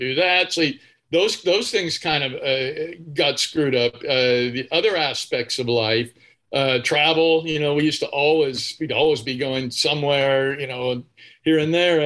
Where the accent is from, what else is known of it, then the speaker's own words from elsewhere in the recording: Bakersfield, California, United States; I grew up in Bakersfield.